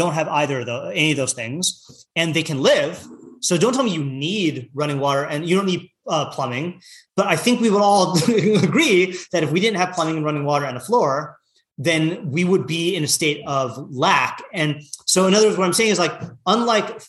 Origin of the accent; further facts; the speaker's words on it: Seattle, Washington, United States; moved away; I'm coming from Seattle.